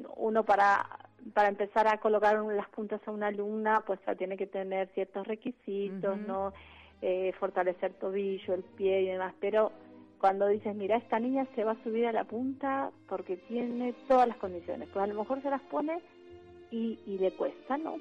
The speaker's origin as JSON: {"language": "Spanish", "town": "Rosario", "region": "Santa Fe", "country": "Argentina", "moved": "yes", "said": "soy de Rosario"}